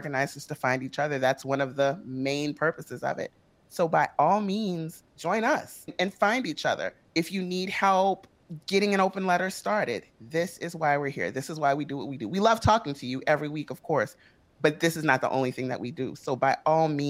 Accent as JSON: {"language": "English", "town": "New Orleans", "region": "Louisiana", "country": "United States", "moved": "as an adult", "said": "I'm from New Orleans, so everything is north for me"}